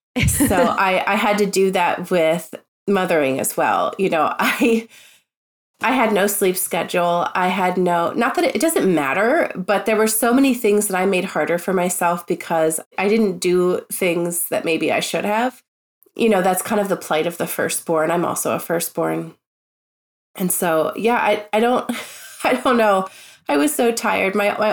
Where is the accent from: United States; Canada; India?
United States; Tennessee; born there; I was born in Tennessee.